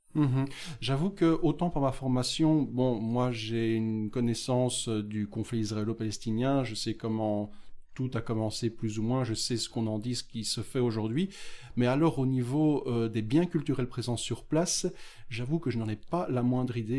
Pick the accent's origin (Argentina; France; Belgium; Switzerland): Belgium; Beauvechain, Wallonia; Je suis effectivement originaire de la même commune que toi, Beauvechain, dans l'est du Brabant Wallon